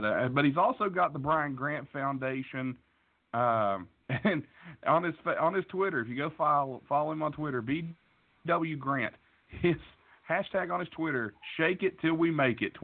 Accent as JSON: {"language": "English", "region": "West Virginia", "country": "United States", "said": "From West Virginia, I'm from West Virginia"}